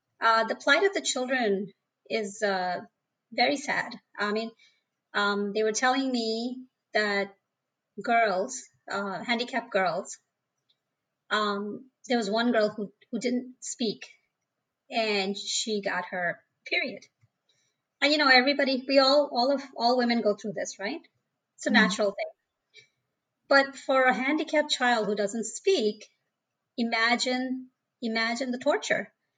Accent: India; born there; Right. I was born in India. And I think everybody's aware it's a third world country.

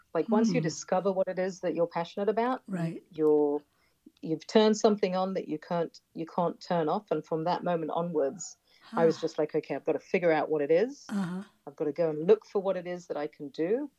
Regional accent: United Kingdom; now in Israel; And I'm choosing to live here. My husband's American. I'm British.

